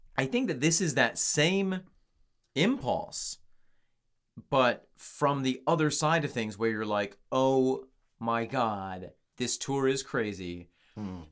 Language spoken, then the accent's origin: English; upstate New York, United States; the good people in my hometown in upstate New York